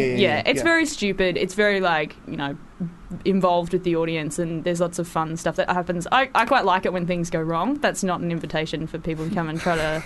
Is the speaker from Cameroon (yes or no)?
no; Australia; also born or lived in Sydney; I'm from Australia.